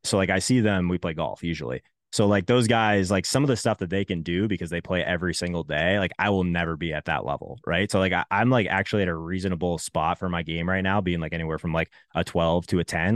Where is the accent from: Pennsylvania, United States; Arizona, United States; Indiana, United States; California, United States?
Arizona, United States; moved away as an adult; also born or lived in Canada; I grew up in Arizona till I was eighteen, also lived in three, for, in Canada for three years